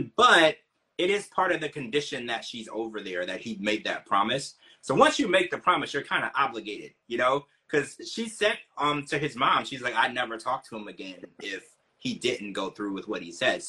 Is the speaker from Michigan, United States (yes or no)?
no; Louisiana, United States; I was raised in Louisiana